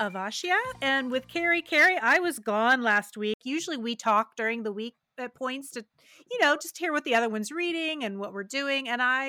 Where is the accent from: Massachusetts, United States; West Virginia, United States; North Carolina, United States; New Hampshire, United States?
West Virginia, United States; Well, you know, as I said before, I grew up in West Virginia, and there are many things that I am nostalgic about.